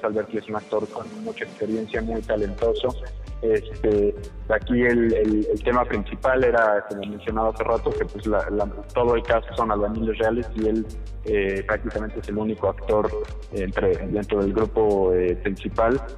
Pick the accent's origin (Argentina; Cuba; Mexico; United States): Mexico